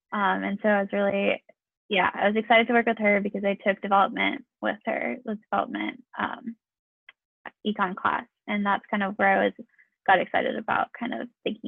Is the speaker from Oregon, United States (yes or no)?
yes; Portland, Oregon, United States; Oh, and I'm from Portland, Oregon.